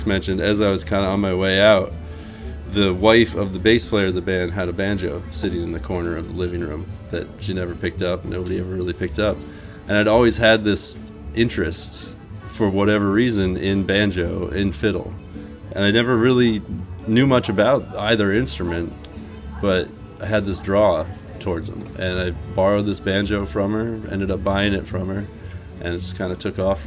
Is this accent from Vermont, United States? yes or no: yes; Manchester, Vermont, United States; In southern Vermont, southwest okay. Vermont, Manchester area